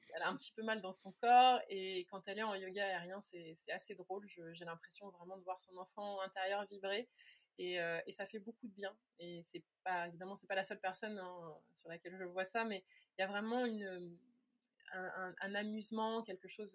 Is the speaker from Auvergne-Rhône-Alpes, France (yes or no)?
no; near Meung-sur-Loire, Orléans area, Centre-Val de Loire, France; j'avais commencé à donner des cours dans un petit village, pas très loin de là où j'ai grandi